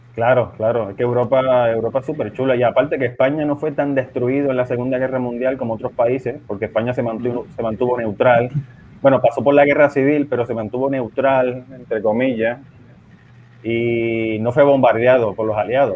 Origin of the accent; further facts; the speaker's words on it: San Juan, Puerto Rico; moved away as an adult; also born or lived in Milwaukee, Wisconsin, United States; now in Madrid, Spain; Yo soy de las Falú, papi. Nacido y criado en Las Parcelas Falú